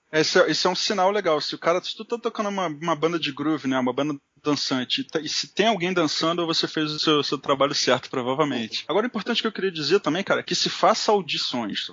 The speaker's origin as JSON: {"language": "Portuguese", "country": "Brazil", "said": "eu sou brasileiro"}